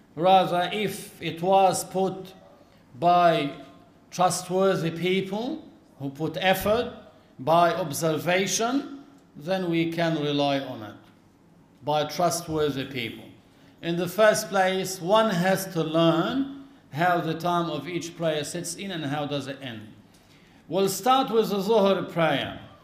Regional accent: Lebanon; our country in Lebanon

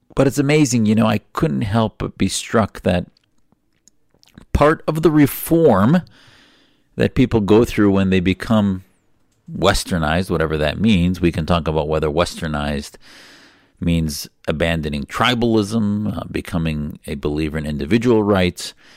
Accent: United States; I'm an American

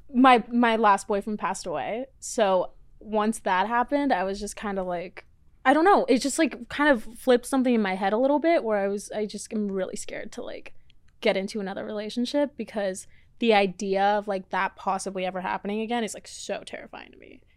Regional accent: Florida, United States; also born or lived in Mexico; now in Los Angeles, United States; I was born in Mexico, and then grew up in Florida. Then I came here.

